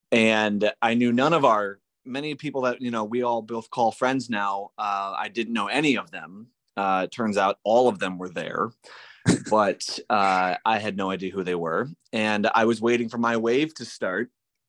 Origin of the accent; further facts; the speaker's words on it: Wisconsin, United States; also born or lived in New Hampshire / Texas; I was born in Wisconsin. Moved around quite a bit. My dad worked for a paper company, and so we moved up to northern Wisconsin, out to New Hampshire, back to Wisconsin, and then I went to Texas.